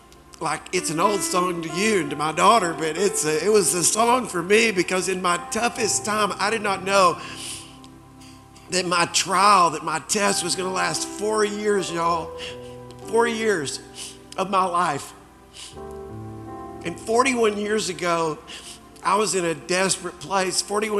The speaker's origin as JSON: {"language": "English", "town": "Springfield", "region": "Missouri", "country": "United States", "also_born_or_lived": "Dallas, United States", "said": "I came to Dallas from Springfield, Missouri, and had a tryout with the Dallas Cowboys at the old Texas Stadium."}